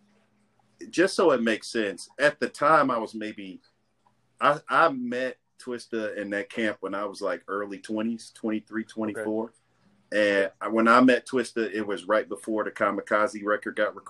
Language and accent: English; Maywood, Illinois, United States; I grew up in Maywood